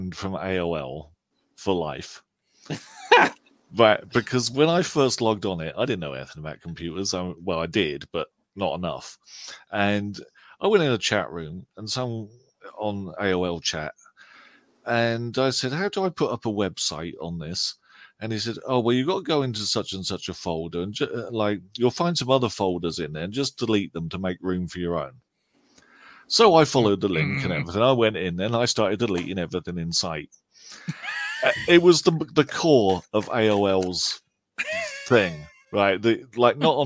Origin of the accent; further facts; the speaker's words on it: England, United Kingdom; we're all English